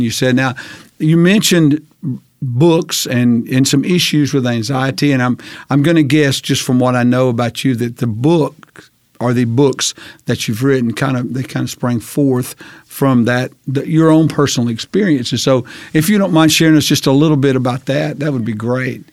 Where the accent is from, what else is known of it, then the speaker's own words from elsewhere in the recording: Hansville, United States; moved away as an adult; I grew up in Hansville and then left here for many years, for almost twenty years, and then came back